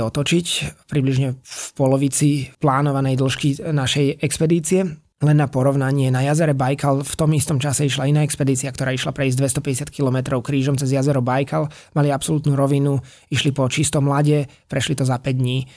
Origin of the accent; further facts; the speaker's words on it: Slovakia; boli sme traja Slováci